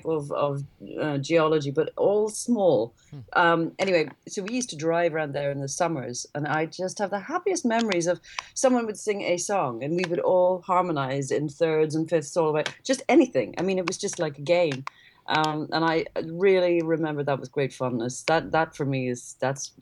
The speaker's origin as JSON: {"language": "English", "country": "Ireland", "tie": "born or raised there", "said": "when I was growing up in Ireland"}